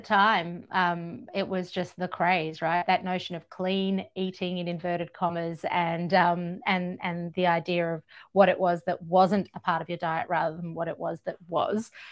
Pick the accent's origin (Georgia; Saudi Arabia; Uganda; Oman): Georgia; now in Australia; I grew up in Georgia in the former Soviet Union at, at the crossroads of Europe and Asia.